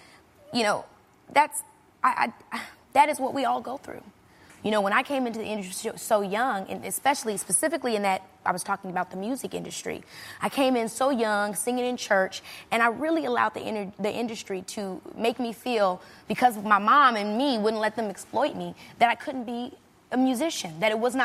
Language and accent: English; Robbins, Illinois, United States; moved away; also born or lived in Chicago; I come from Robbins, Illinois, which is like a very small town